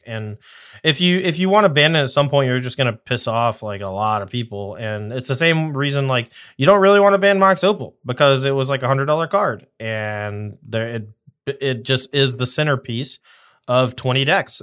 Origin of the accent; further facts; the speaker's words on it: the South, United States; I'm from the South